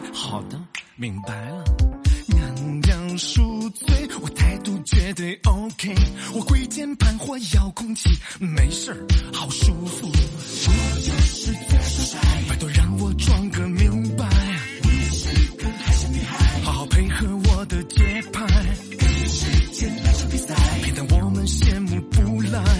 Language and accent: Chinese; China; 好吧，我是个中国人。